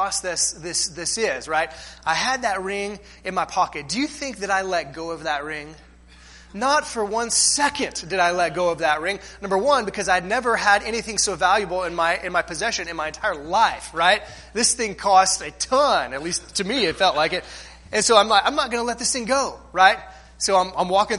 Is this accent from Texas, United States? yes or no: yes; Corpus Christi, Texas, United States; We grew up in Corpus Christi, so there was the Gulf